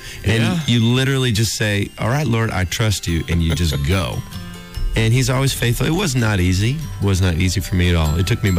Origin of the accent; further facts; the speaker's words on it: Elgin, Illinois, United States; I'm from Elgin.